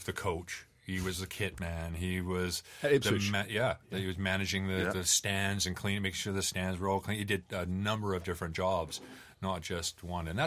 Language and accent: English; Canada; as a Canadian